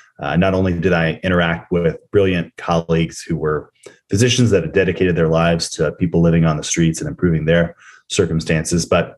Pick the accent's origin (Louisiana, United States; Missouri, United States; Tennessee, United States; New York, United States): Tennessee, United States; Nashville; growing up in the South. I'm in Nashville, Tennessee right now. That's where I was born and raised.